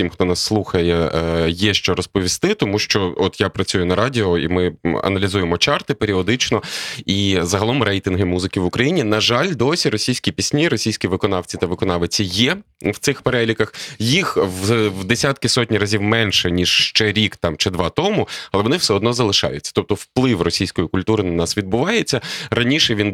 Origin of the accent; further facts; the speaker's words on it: Lviv, Lviv Oblast, Ukraine; Я народився у Львові, прожив тут перших 36 років свого життя.